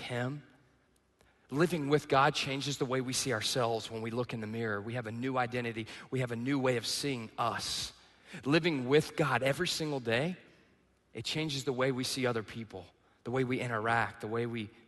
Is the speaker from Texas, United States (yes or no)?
yes; East Texas, United States; moved away; I grew up in the South, okay? I'm in the backwoods of East Texas.